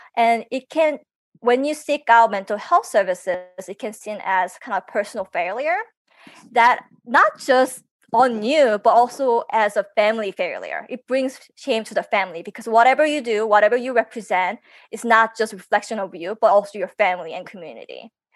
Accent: South Korea; now in United States; I actually was born in Korea

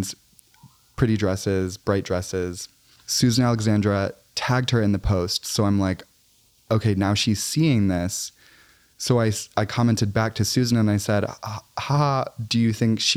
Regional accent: Chicago, Illinois, United States; now in New York City, United States; I go home to Chicago

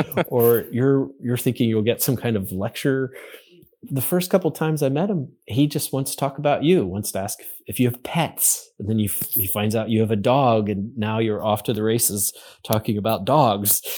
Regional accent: Western Pennsylvania, United States; I grew up in Western Pennsylvania

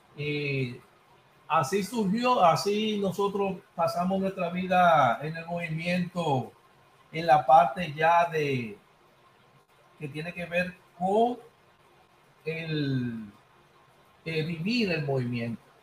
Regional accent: Santo Domingo, Distrito Nacional, Dominican Republic; moved away as an adult; now in Villa Mella, Dominican Republic; mi padre y mi madre, con, sus parientes, eh, vivieron mucho tiempo en Villa Consuelo, en la calle Luis del Castillo, número 51. Y esos son mis orígenes. Eh, eh, soy de Villa Consuelo y ahora estoy residiendo en Villamella

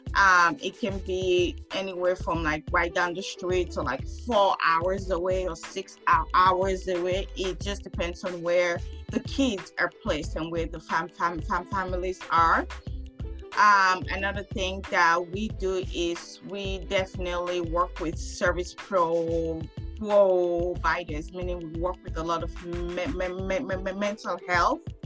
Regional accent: Sierra Leone; now in California, United States; I'm from West Africa, Sierra Leone

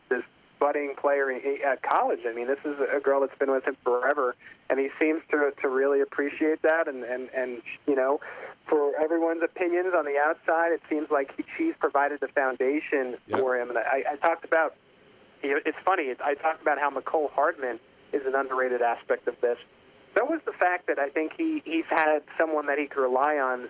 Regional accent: New York, United States; moved away as an adult; now in Kansas City, United States; I'm actually originally from New York. Ended up in Kansas City from an internship.

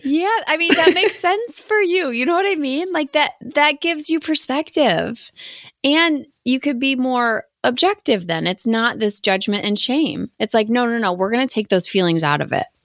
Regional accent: Wisconsin, United States; I'm from Wisconsin

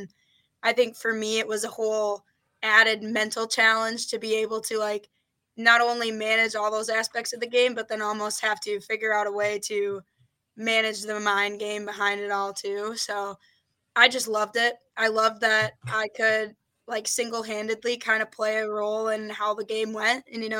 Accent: St. Peter, Minnesota, United States; I grew up in St. Peter, Minnesota. So pretty small town.

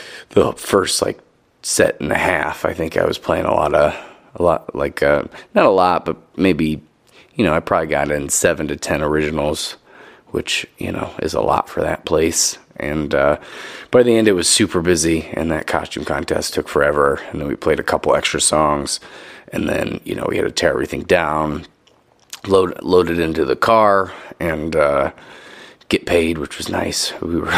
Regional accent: Pontiac, Illinois, United States; that's my hometown, Pontiac

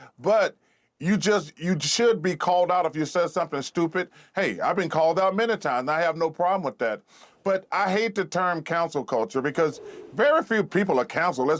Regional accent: Alabama, United States; I'm almost 60 years old, and I grew up in Alabama

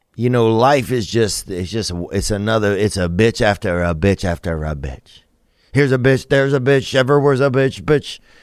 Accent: Louisiana, United States; I'm from Louisiana

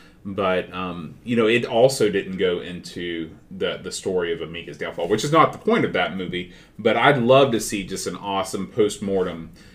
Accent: United States; Maybe it's because I'm an American

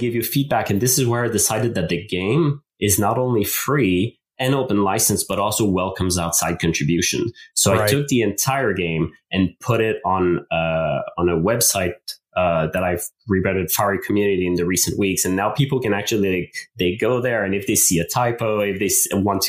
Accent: Canada; first language French; English is a second language; English is my second language. I'm French Canadian. French is my main language

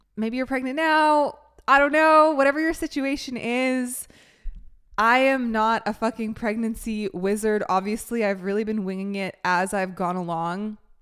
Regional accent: Canada; now in United States; I'm from Canada.

